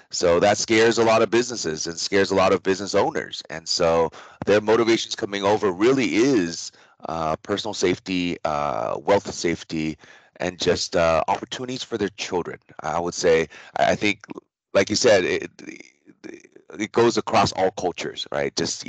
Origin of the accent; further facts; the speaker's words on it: Taiwan; born there; And because I was born in Taiwan, because I speak Mandarin